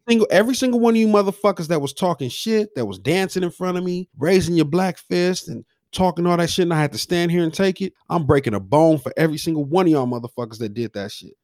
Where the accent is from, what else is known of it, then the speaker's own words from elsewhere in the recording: Los Angeles, California, United States; coming up in South Central, being from the hood